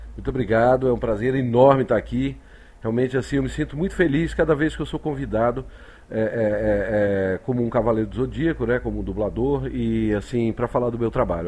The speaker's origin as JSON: {"language": "Portuguese", "region": "Rio de Janeiro", "country": "Brazil", "also_born_or_lived": "Recife", "moved": "as an adult", "lives_now": "São Paulo, Brazil", "said": "hoje eu digo que eu sou um carioca dissidente, né? Eu sou muito mais paulista do que carioca"}